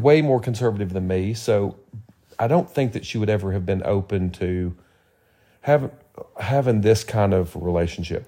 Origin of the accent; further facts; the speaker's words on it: Tennessee, United States; moved away; I'm from Tennessee